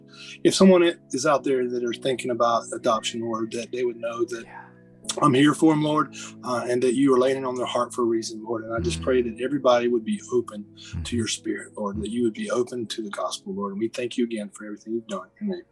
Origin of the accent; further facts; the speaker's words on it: the South, United States; being a Southerner